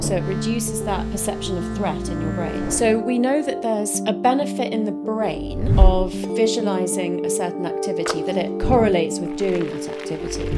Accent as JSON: {"language": "English", "region": "London", "country": "United Kingdom", "tie": "born or raised there", "said": "I was brought up in London, um, by parents who had just emigrated from India"}